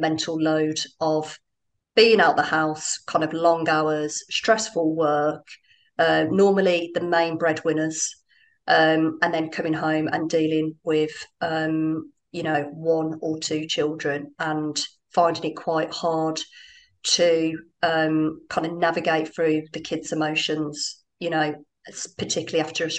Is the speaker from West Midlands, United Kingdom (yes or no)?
yes; Birmingham, West Midlands, United Kingdom; moved away as an adult; now in Dubai, United Arab Emirates; I'm from Birmingham